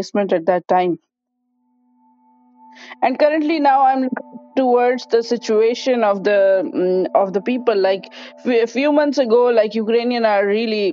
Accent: Pakistan; moved away as an adult; now in Kinsale, Ireland; I feel like Irish-Pakistani, Pakistani-Irish.

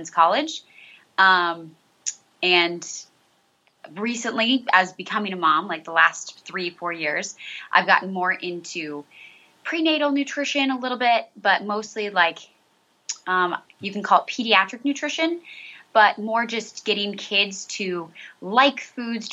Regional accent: southeast Nebraska, United States; moved away as an adult; also born or lived in Chicago suburbs, Illinois; now in Maryland, United States; I am originally from Nebraska, southeast Nebraska, born and raised there

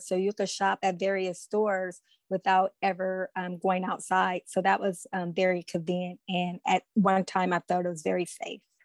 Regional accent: Oakland, California, United States; I am from Oakland, California

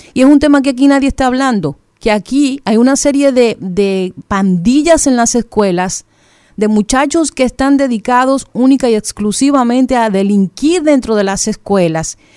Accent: Dominican Republic; uno como dominicano, como ciudadano

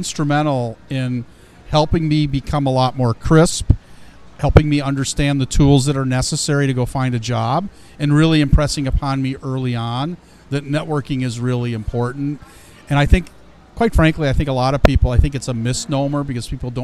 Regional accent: Ohio, United States; also born or lived in Chicago, Illinois; I was born in Chicago, raised in Ohio, educated at Ohio State

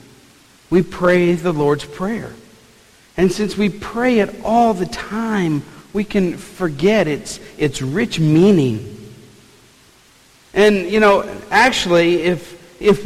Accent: New Orleans, Louisiana, United States; growing up in New Orleans, we had some really good food on the table

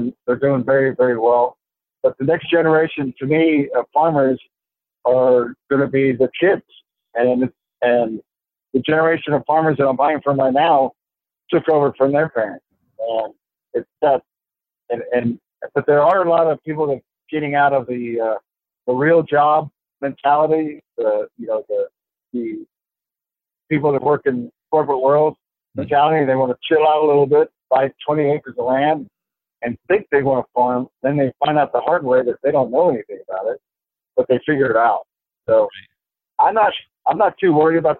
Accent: South Texas, United States; I grew up in South Texas

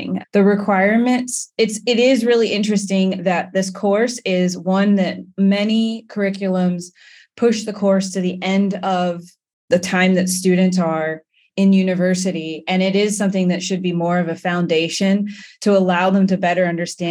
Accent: England, United Kingdom; now in United States; I am a Black woman architect and I hail from England

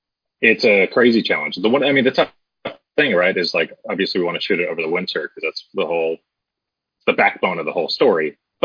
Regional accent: Rhode Island, United States; moved away as an adult; also born or lived in Boston; now in Los Angeles, United States; I grew up in Rhode Island, a big old Irish Catholic family in Rhode Island

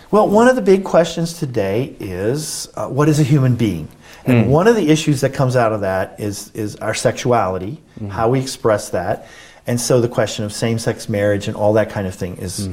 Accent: United States; I'm an American

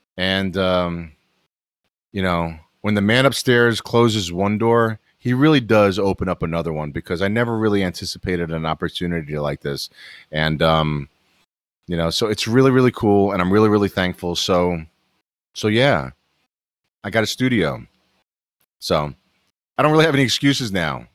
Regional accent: New York City, New York, United States; moved away as an adult; also born or lived in eastern North Carolina; now in North Carolina, United States; I'm born and raised in New York City

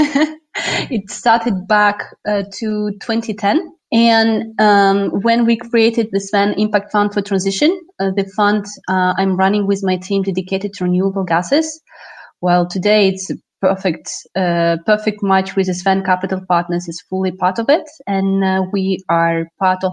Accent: Russia; moved away as an adult; also born or lived in Moscow, Russia; now in France; I'm Russian-French, and basically I moved out from Russia to France to work on energy transition challenges.

